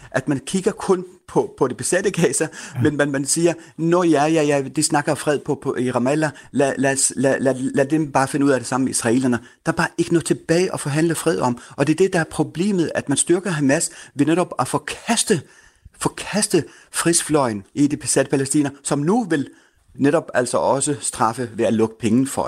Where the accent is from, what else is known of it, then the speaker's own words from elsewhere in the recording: Denmark; dansker først og fremmest med palæstinensisk baggrund